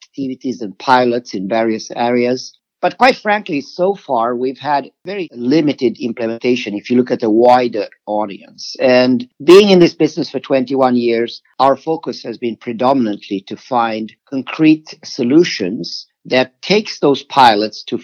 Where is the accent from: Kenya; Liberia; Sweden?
Sweden; moved away; I'm originally from Sweden